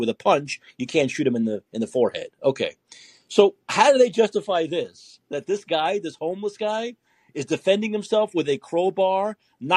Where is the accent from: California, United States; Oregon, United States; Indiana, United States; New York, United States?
New York, United States; New York City; We're both from Brooklyn.